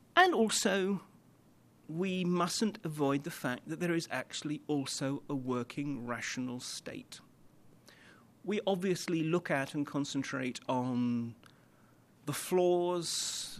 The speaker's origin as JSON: {"language": "English", "region": "London", "country": "United Kingdom", "said": "I come from London"}